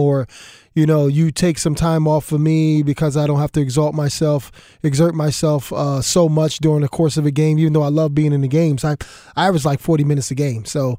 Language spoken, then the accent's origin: English; Philadelphia, Pennsylvania, United States; I grew up in Philadelphia, not saying Philadelphia is the mecca of, you know, high IQ basketball individuals